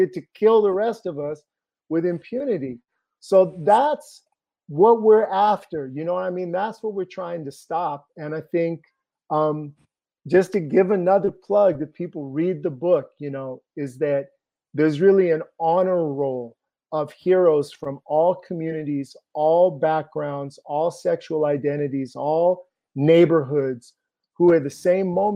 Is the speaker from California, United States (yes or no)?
yes; Los Angeles, California, United States; when I was growing up in Venice